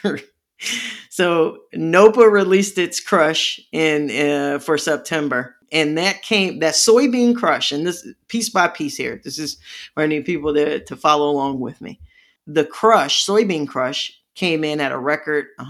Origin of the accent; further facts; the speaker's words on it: Midwest, United States; I'm from the Midwest